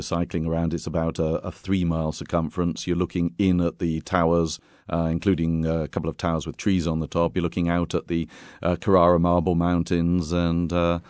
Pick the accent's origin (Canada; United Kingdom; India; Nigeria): United Kingdom; Bath, South West England; moved away as an adult; now in Tuscany, Italy; Of course, I'm from Britain originally, from England, from Bath, in fact. I've been touring with my company down in Tuscany for a long time